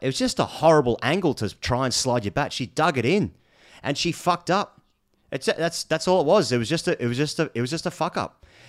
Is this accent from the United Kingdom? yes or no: no; Australia; as an Australian